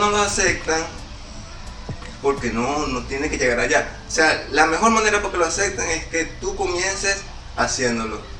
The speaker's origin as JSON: {"language": "Spanish", "town": "Guarenas", "region": "Miranda", "country": "Venezuela", "said": "me di cuenta que yo soy de Guarena, antes de Guarena, una persona que vive todos los días para Caracas, pues. Claro. Me di cuenta que soy guarenero"}